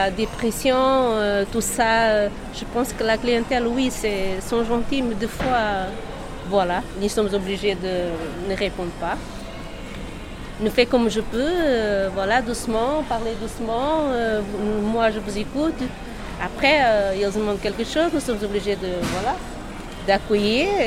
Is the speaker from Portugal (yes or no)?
yes; Portugal; French is a second language; now in France; Non, arménienne non, je suis portugais.